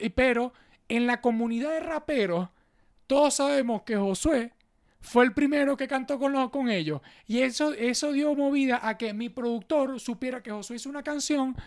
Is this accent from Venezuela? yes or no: yes; Venezuela; moved away; aquí todos somos venezolanos